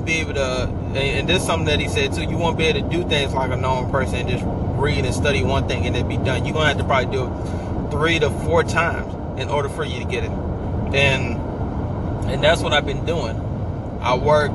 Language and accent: English; New Orleans, Louisiana, United States; I'm actually originated from New Orleans